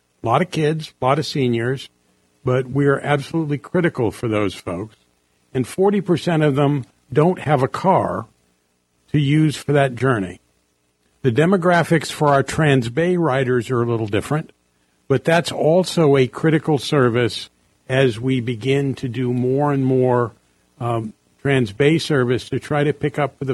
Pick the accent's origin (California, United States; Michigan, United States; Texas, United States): California, United States; San Francisco; I grew up in San Francisco, rode Muni to grammar school and Muni to high school